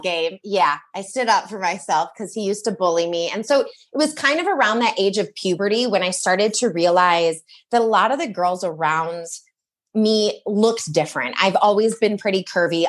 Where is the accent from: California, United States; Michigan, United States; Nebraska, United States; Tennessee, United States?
Michigan, United States; I grew up in Michigan